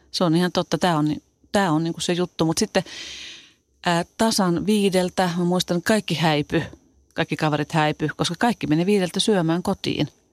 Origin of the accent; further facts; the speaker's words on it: Tampere, Pirkanmaa, Finland; also born or lived in Helsinki; asuttiin Tampereella. Synnyttiin kylläkin Helsingissä ja mä olin kaksivuotias, kun me muutettiin Tampereelle